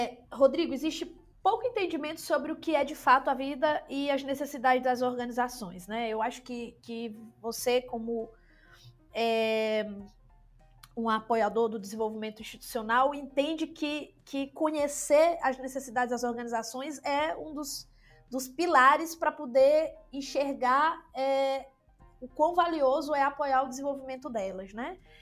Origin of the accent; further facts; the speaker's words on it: interior of Maranhão state, Brazil; Eu nasci no interior do estado do Maranhão